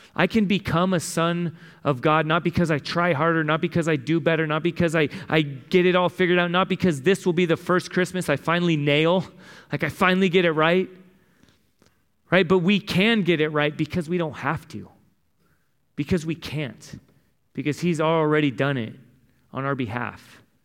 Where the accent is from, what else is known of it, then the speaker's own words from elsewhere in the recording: San Diego, California, United States; I grew up in San Diego